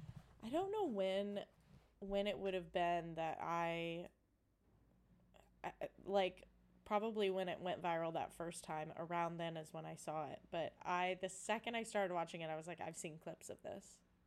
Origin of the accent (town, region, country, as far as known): Columbus, Indiana, United States; born or raised there